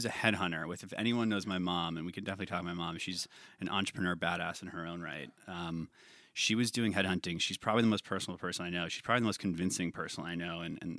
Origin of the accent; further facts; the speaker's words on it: San Francisco, California, United States; So I was born in San Francisco in 1987, was raised in the city till I was six, had an older brother, Blake, who was 2 years older than me. San Francisco was awesome.